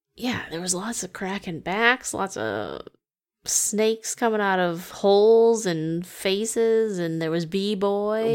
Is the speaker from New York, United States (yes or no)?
no; Massachusetts, United States; we grew up in Massachusetts